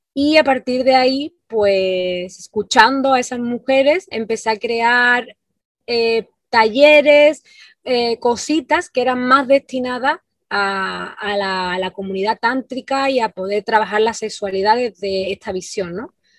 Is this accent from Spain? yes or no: yes; Andalusia, Spain; moved away as an adult; now in Ibiza, Spain; soy del sur de España, de, Andalucía, de, una ciudad pequeñita